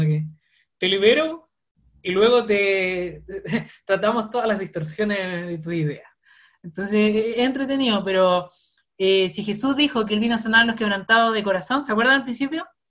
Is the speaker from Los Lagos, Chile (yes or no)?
yes; Osorno, Los Lagos, Chile; accent: cantadito (southern Chilean); soy de Osorno, así que sorry si de hablo muy cantadito